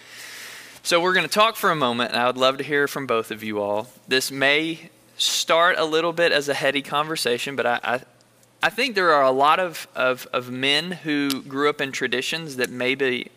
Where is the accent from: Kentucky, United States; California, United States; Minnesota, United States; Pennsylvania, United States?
Kentucky, United States; Bullitt County; I'm from Bullitt County